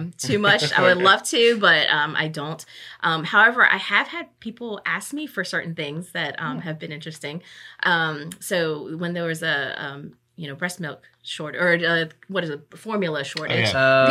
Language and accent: English; Norfolk, Virginia, United States; I grew up in this area, born and raised in Norfolk. So I'm from here